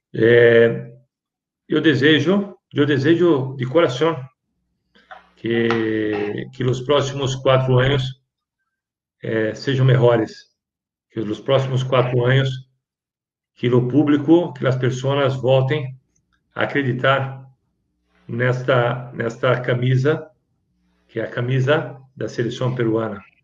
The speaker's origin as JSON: {"language": "Portuguese", "country": "Brazil", "said": "eu não sou peruano, eu sou brasileiro"}